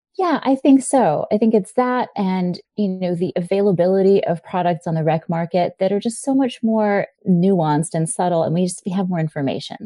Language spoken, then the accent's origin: English; Hawaii, United States; I grew up in Hawaii